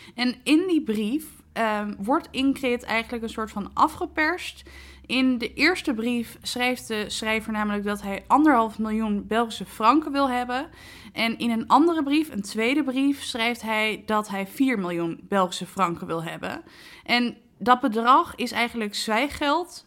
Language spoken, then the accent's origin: Dutch; Netherlands